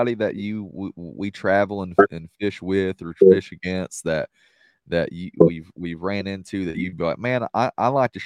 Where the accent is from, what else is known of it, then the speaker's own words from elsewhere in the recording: the South, United States; I'm from the South